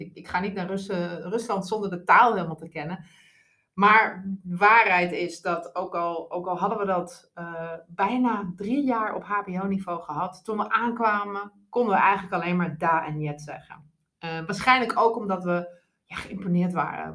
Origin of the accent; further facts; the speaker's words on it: Groningen, Netherlands; moved away as an adult; also born or lived in Moscow / London; now in Arnhem, Netherlands; ik ben een rasechte Groninger